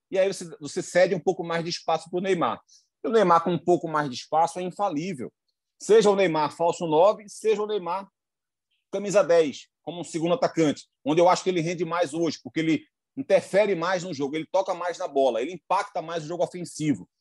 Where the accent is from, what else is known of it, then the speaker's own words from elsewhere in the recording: Recife, Pernambuco, Brazil; accent: Recife accent; do nosso sotaque aqui